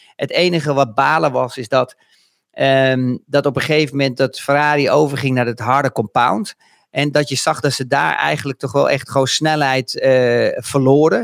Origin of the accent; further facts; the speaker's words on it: Netherlands; ons als Nederlanders